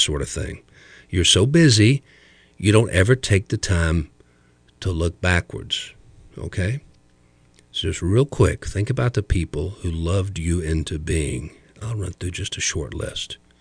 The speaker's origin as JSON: {"language": "English", "area": "small town outside of Dayton", "region": "Ohio", "country": "United States", "tie": "born or raised there", "also_born_or_lived": "West Georgia", "moved": "yes", "lives_now": "Chattanooga, United States", "said": "I was raised up in Ohio, in a small little Midwestern town outside of Dayton"}